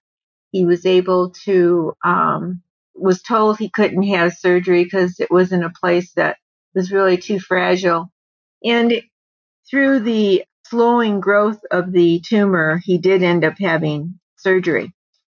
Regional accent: Michigan, United States; moved away as an adult; now in Arizona, United States; I'm originally from Michigan

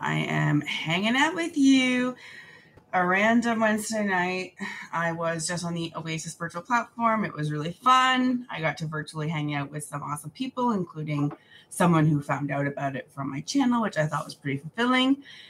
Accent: New Zealand; Hello, I'm like from New Zealand. That is very far away.

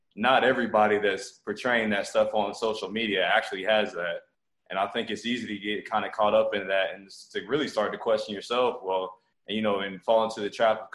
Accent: Montgomery, Alabama, United States; also born or lived in Okinawa, Japan; I was born in Okinawa, Japan, to a military family. Moved to Montgomery, Alabama when I was 2 years old. Grew up here, you know, all the way through high school

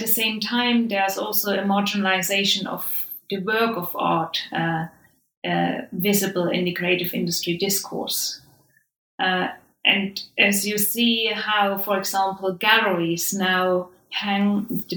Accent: Saxony, Germany; moved away; I'm from Saxony myself. So, you know, and I have spent formative years in the region, and I experienced unification there.

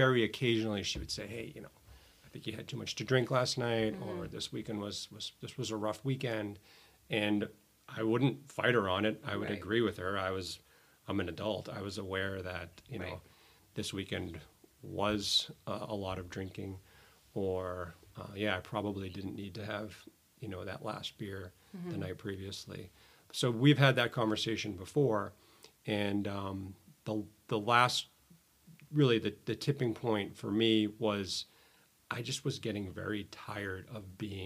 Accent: Needham, Massachusetts, United States; I grew up in Needham. I live in Needham now with my family

